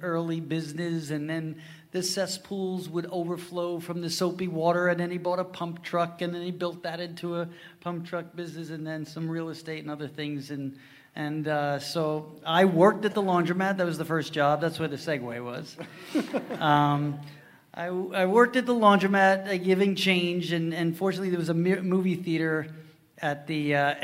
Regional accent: Huntington, New York, United States; I grew up in the Huntington, town of Huntington area

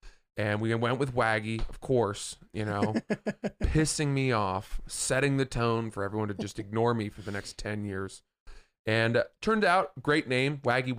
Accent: Maine, United States; also born or lived in Atlantic Highlands, New Jersey; Back when I grew up in Atlantic Highlands. I say grew up. I lived there until I was 4, and then we moved to Maine, which was a huge improvement.

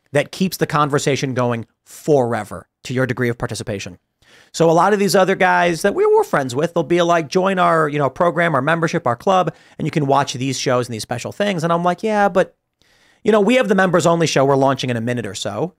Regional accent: Chicago, Illinois, United States; moved away; I'm from Chicago

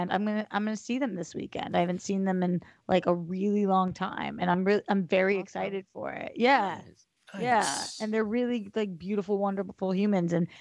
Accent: Boston, Massachusetts, United States; moved away; I'm from Boston

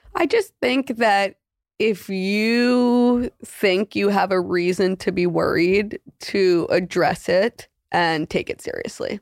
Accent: New York City, New York, United States; I'm thirty-two. I'm from Manhattan

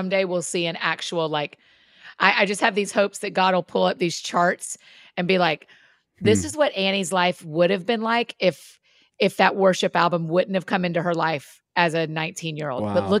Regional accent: Georgia, United States; I grew up in Georgia

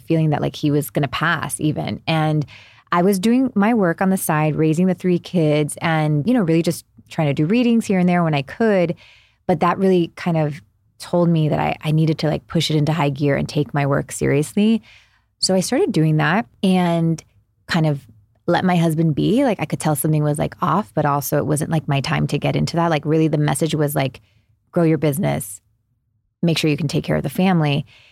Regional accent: Miami, Florida, United States; moved away; also born or lived in New Jersey; I'm originally from Miami, grew up there

